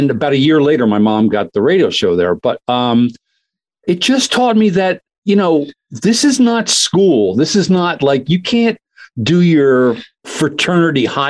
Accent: Doylestown, Pennsylvania, United States; I grew up in Doylestown, Pennsylvania, kind of a suburb of Philadelphia

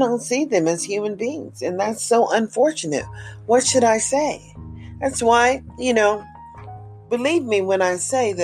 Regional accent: United States; As an American living in America

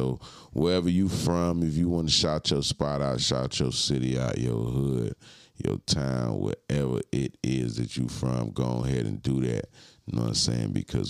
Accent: Cleveland, Ohio, United States; I'm from Cleveland. Cleveland, what they do? Salute to Cleveland.

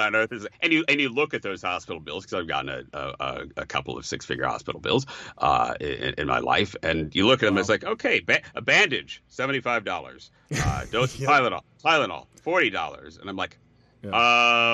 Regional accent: Chicago, Illinois, United States; growing up in Chicago

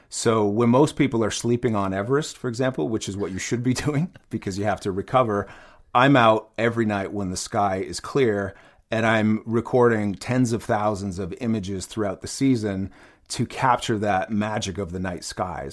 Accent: Ottawa, Ontario, Canada; I grew up in Ottawa, Canada

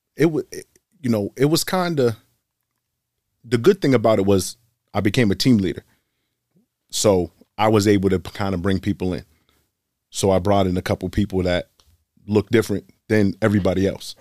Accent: Boston, Massachusetts, United States; I'm born and raised in Boston.

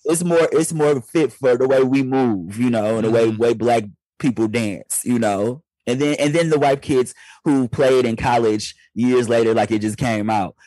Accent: Detroit, Michigan, United States; moved away; I'm still from Detroit deep down in my heart

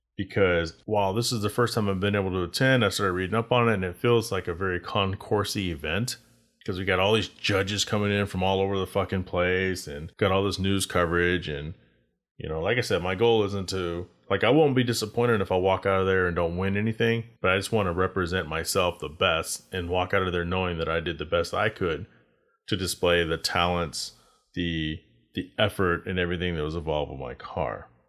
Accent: Texas, United States; moved away as an adult; also born or lived in Arizona; I decided to take my car to Texas because that's where I grew up

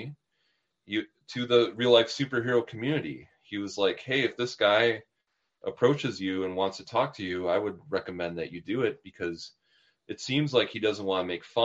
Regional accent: Milwaukee, Wisconsin, United States; Milwaukee, which is my hometown

